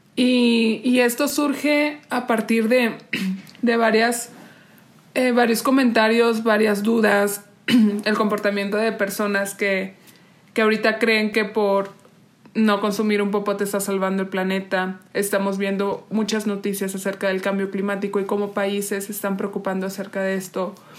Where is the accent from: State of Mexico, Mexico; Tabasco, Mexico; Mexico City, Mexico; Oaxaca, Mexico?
Oaxaca, Mexico; moved away; also born or lived in Monterrey / Spain; nací en Oaxaca, eh, luego me fui a vivir a Monterrey